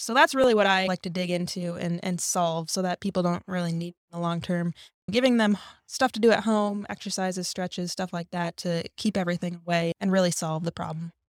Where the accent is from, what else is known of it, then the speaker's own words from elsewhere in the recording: Minnesota, United States; moved away as an adult; I grew up in Minnesota, went to school there, went to undergrad there